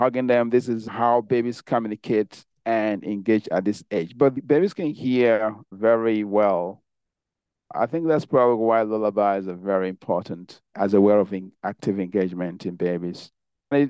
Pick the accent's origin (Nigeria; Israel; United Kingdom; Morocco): Nigeria; moved away; I grew up in Nigeria.